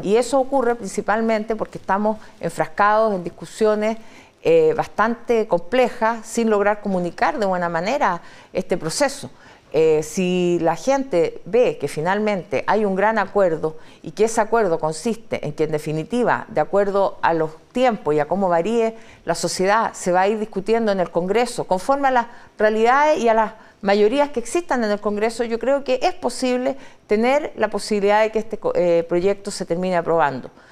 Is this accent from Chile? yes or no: yes; Chile; como chilenos